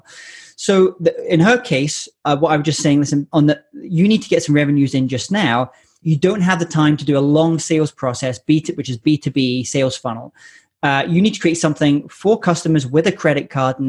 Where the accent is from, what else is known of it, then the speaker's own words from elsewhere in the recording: Scotland, United Kingdom; I'm Scottish